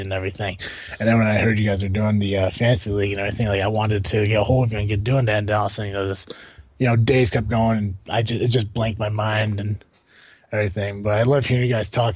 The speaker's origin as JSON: {"language": "English", "region": "Illinois", "country": "United States", "said": "we're all from Illinois down here"}